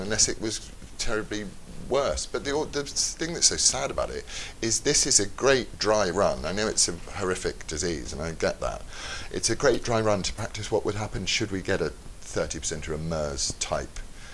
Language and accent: English; Leeds, Yorkshire and the Humber, United Kingdom; now in London, United Kingdom; I was born in Leeds, and then I lived in London for a bit, and then when I got married, I lived in the countryside